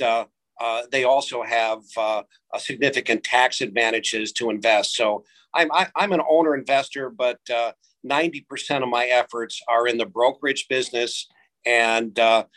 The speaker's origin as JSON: {"language": "English", "region": "Midwest", "country": "United States", "moved": "yes", "lives_now": "New Jersey, United States", "said": "being a Midwesterner"}